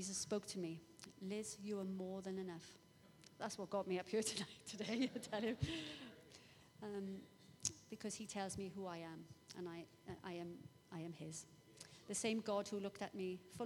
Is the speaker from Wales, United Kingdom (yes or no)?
yes; Welsh, Wales, United Kingdom; I'm Welsh. I live near there.